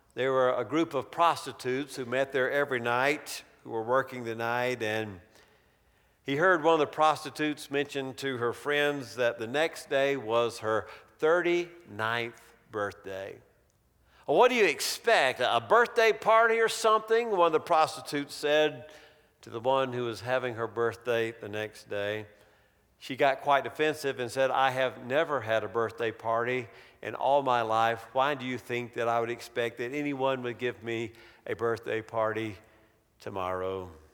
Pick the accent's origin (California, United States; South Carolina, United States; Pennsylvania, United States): South Carolina, United States; Greenville; Growing up in South Carolina